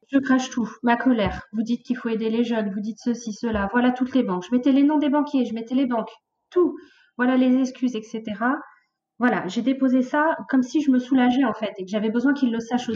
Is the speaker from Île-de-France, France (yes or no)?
yes; Mantes-la-Jolie, Île-de-France, France; moved away; je viens de Mantes-la-Jolie, la fameuse ville